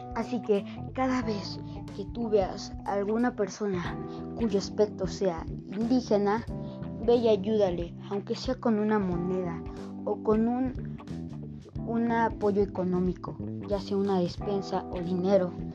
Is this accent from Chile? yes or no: no; Mexico; soy de México.